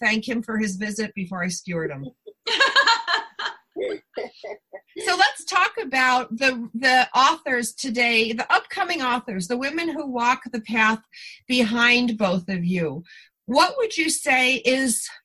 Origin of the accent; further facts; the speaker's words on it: East Coast, United States; moved away; growing up on the East Coast, up near the Canadian border, very moist, very lakey